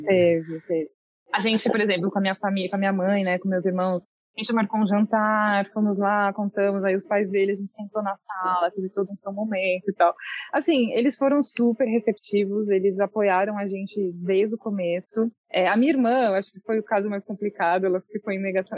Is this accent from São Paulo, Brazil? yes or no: yes; São Paulo, Brazil; moved away as an adult; São Paulo, capital